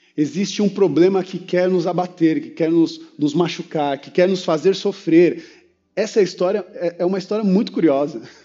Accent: São Paulo, Brazil; eu sou paulistano

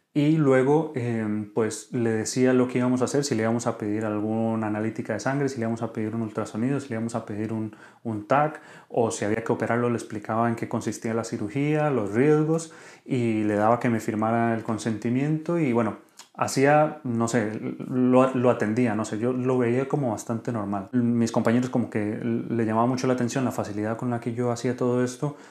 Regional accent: Costa Rica; moved away as an adult; now in Spain; soy médico de Costa Rica y actualmente formándome como re, como médico urólogo en España

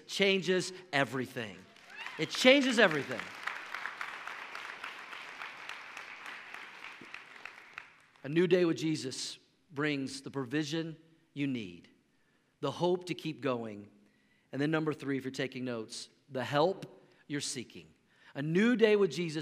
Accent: Oklahoma, United States; moved away as an adult; now in Colorado, United States; I grew up in Oklahoma, but we've been living in Colorado now for 15 years

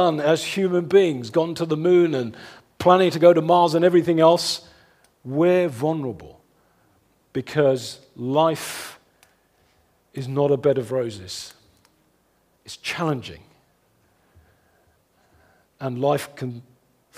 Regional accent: London, United Kingdom; my hometown in West London

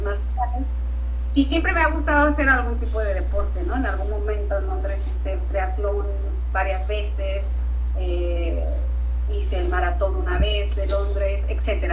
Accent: Tijuana, Baja California, Mexico; moved away as an adult; now in London, United Kingdom; soy del norte, soy de Tijuana, de la frontera con San Diego

